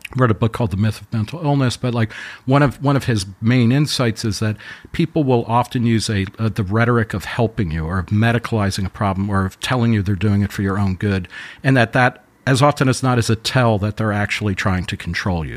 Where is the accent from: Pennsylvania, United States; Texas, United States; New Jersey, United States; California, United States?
New Jersey, United States; Middletown; I grew up in Middletown, New Jersey